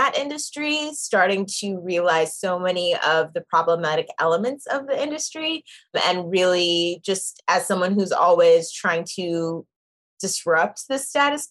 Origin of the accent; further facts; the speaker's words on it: Zimbabwe; now in New York, United States; I am from Zimbabwe and it's from Shona, which is the language spoken there